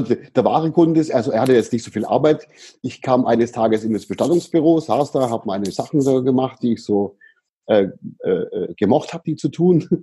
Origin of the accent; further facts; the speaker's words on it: Böblingen, Baden-Württemberg, Germany; also born or lived in Sindelfingen; in Böblingen, in der, in der Stadt, aus der ich herkomme